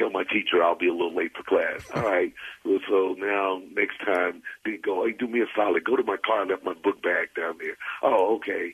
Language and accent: English; Caruthersville, Missouri, United States; also born or lived in Jefferson City, Missouri / St. Louis, Missouri; I was probably a little kid when we moved to Caruthersville, Missouri, back to where my mother's hometown